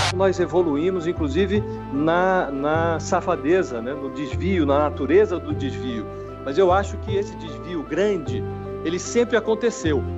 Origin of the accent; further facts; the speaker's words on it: Brasília, Federal District, Brazil; also born or lived in São Paulo; eu vim para Brasília, eu nasci em São Paulo, Vim para Brasília com seis anos